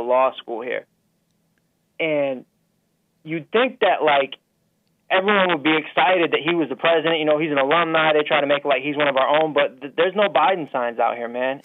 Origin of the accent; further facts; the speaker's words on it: Syracuse, New York, United States; I'm from Syracuse, New York